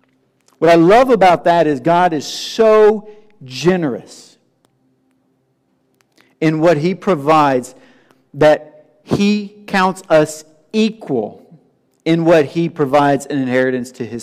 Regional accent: Tennessee, United States; being from the South and growing up in Tennessee

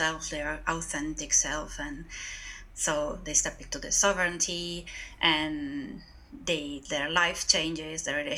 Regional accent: northeast Italy, Italy; I am from Northeast Italy

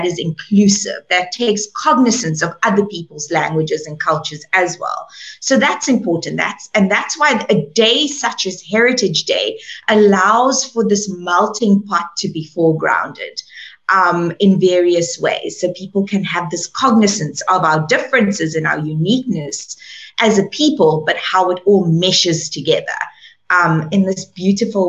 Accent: Cape Town, Western Cape, South Africa; moved away; the Cape Flats of where I come from

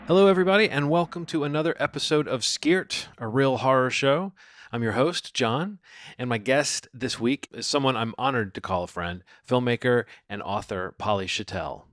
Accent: Birmingham, Alabama, United States; moved away as an adult; also born or lived in Baltimore; I grew up in Birmingham. I am a city mouse.

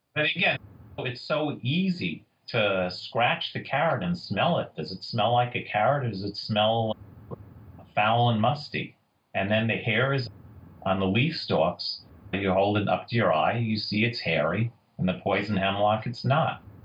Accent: New York City, New York, United States; I grew up in Queens in New York City.

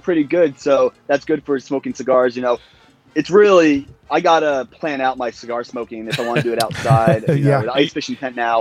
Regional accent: New Jersey, United States; moved away as an adult; also born or lived in San Juan, Puerto Rico / Nassau, Bahamas; now in Washington, D.C., United States; originally from New Jersey, born and raised

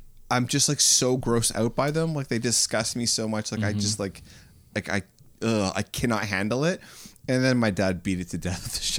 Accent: Canada

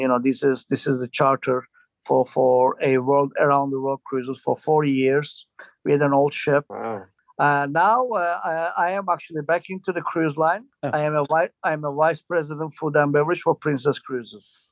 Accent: Istanbul, Turkey; moved away as an adult; I'm originally from Turkey

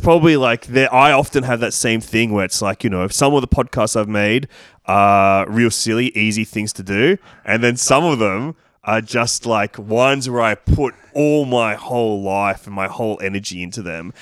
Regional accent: Sydney, New South Wales, Australia; I grew up in Leichhardt and Dulwich Hill.

